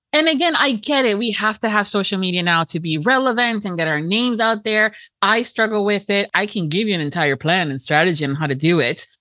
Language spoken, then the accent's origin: English; Miami, Florida, United States; i am first generation american and we were very americanized in in my miami house